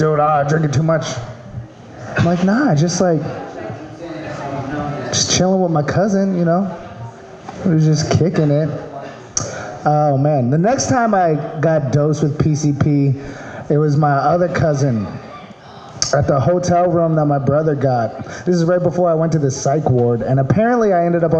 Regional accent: Maryland, United States; now in California, United States; I'm from Maryland

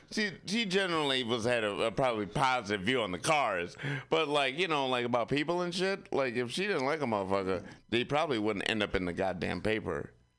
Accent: United States; I'm an American. I was born union family.

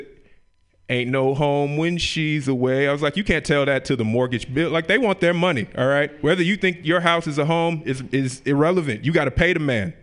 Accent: Memphis, Tennessee, United States; moved away; I grew up in Memphis, Tennessee, the Bible Belt

